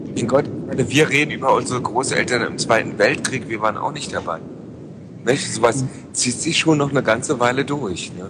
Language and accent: German; Berlin, Germany; ich komme halt aus Lichtenberg